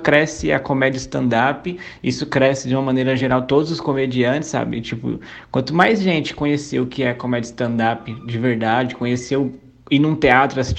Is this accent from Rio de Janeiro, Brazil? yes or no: no; Suzano, São Paulo, Brazil; Eu sou de Suzano, mas eu passo mais tempo em Mogi.